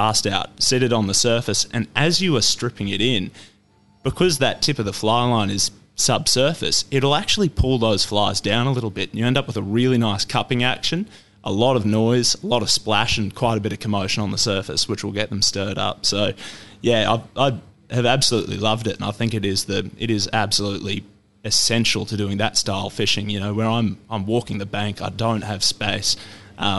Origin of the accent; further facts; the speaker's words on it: Deniliquin, New South Wales, Australia; up in Deniliquin around my hometown